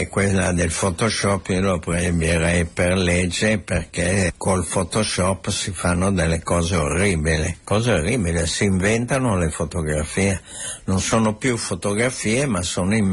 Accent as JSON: {"language": "Italian", "town": "Santa Margherita Ligure", "region": "Liguria", "country": "Italy", "tie": "born there", "said": "Margherita però, però, fotograficamente sono"}